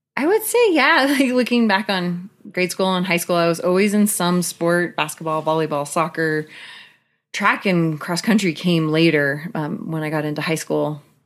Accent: Pacific Northwest, Washington, United States; I grew up in the Pacific Northwest. My parents moved to Washington State when I was a year old

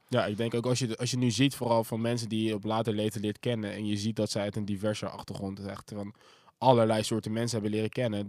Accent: Zoetermeer, South Holland, Netherlands; dat was ook toevallig de grootste school van Zoetermeer toen de tijd

